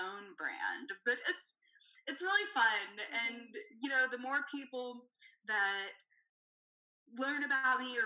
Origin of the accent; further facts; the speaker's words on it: Savannah, Georgia, United States; moved away as an adult; also born or lived in Texas; I grew up in Savannah, Georgia, and I left for a long time, but it was always calling me back